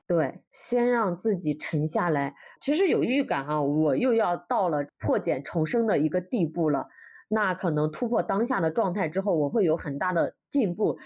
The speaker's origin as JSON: {"language": "Chinese", "country": "China", "said": "我们国家"}